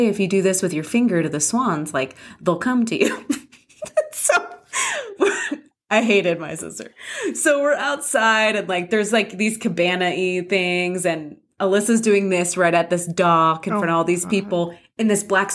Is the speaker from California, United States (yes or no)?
yes; San Clemente, California, United States; I grew up in San Clemente